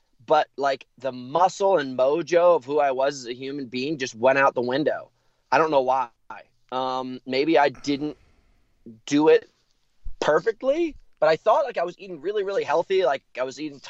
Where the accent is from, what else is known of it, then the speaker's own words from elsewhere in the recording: United States; moved away as an adult; also born or lived in New York City, New York / Connecticut / Montana / Taos, New Mexico; I'm from New York City and Connecticut. I was split between New York and Connecticut for the majority of my life until I was 18